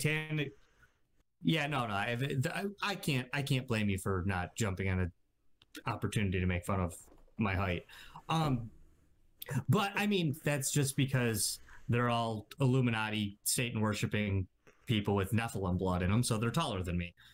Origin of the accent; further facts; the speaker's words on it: United States; as an American